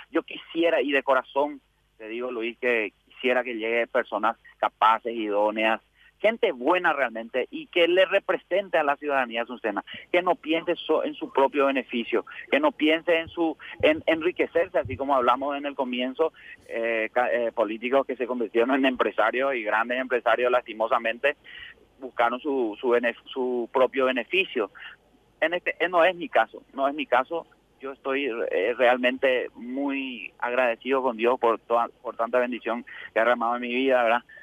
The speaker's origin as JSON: {"language": "Spanish", "region": "Asunción", "country": "Paraguay", "said": "mi pueblo realmente, de Asunción principalmente"}